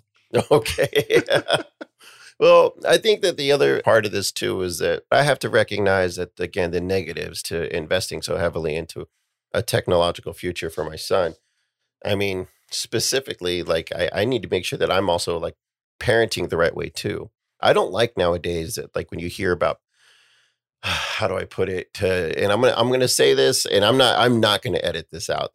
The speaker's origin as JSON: {"language": "English", "country": "United States", "said": "We as an American society"}